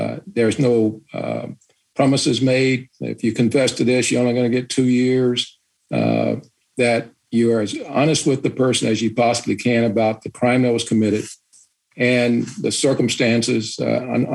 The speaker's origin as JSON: {"language": "English", "town": "Chicago", "region": "Illinois", "country": "United States", "tie": "born or raised there", "said": "I grew up in Chicago in the 60s doing integration"}